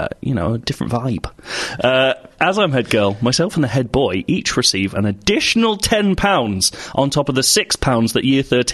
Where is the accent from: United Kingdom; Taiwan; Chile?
United Kingdom; I'm British.